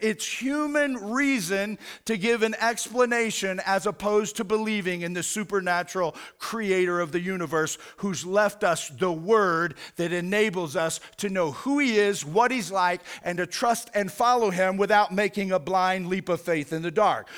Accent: United States; as an American

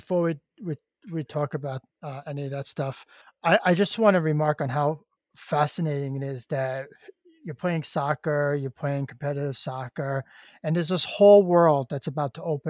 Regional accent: New York, United States; I grew up in New York

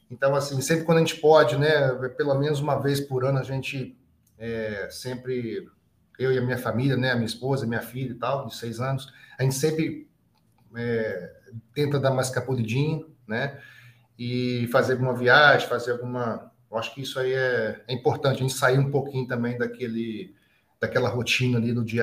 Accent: Juiz de Fora, Minas Gerais, Brazil; É, sou nascido e criado em Juiz de Fora, Minas Gerais, região aqui da, da zona da Mata Mineira, né?

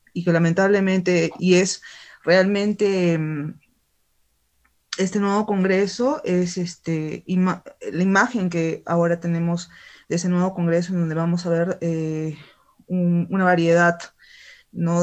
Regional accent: Arequipa, Peru; en el sur del Perú, específicamente acá en mi tierra, en Arequipa

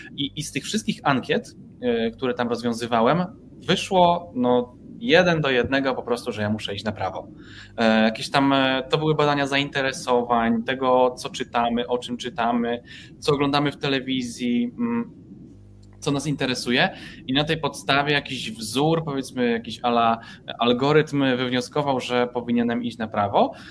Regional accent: Nowa Sól, Lubusz Voivodeship, Poland; moved away as an adult; ja pochodzę z małego miasta, Nowa Sól e, w województwie lubuskim

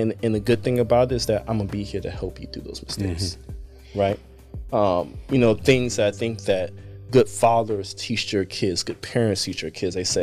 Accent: New Jersey, United States; moved away; I grew up in Jersey and other places

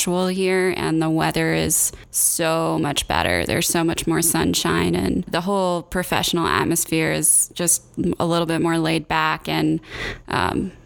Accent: Indiana, United States; moved away as an adult; also born or lived in Georgia / Minneapolis / New York City / Chicago; now in Denver, United States; I'm originally from Indiana

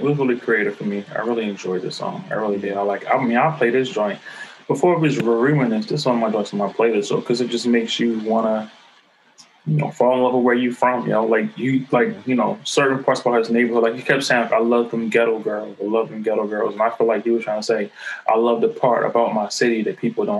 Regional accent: Los Angeles, California, United States; how like growing up in South Central, shit you deal with, and like how you try to overcome

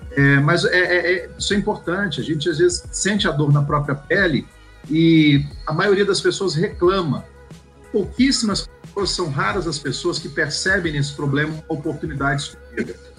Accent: Goiânia, Goiás, Brazil; Eu sou de Goiânia

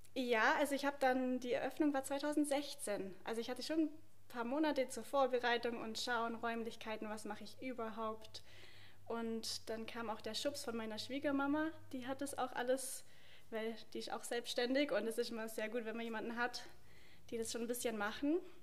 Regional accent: Obergünzburg, Bavaria, Germany; Obergünzburg, wo ich ja bin

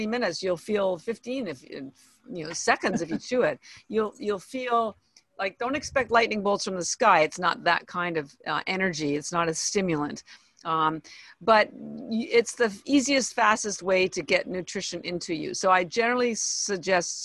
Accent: Toronto, Ontario, Canada; moved away as an adult; now in Boston, United States; I am Canadian, by the way. I was born in Toronto

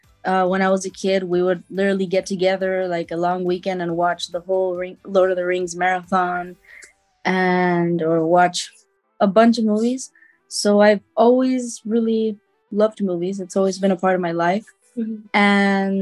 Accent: Chile; I'm from Chile.

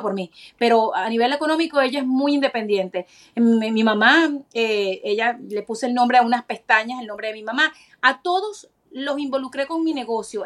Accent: Venezuela; now in Florida, United States; como venezolana

